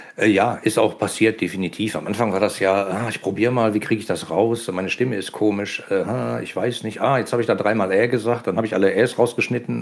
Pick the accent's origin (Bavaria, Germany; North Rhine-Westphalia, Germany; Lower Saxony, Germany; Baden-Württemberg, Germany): North Rhine-Westphalia, Germany; Ruhr area; man hört, dass ich aus dem Ruhrgebiet komme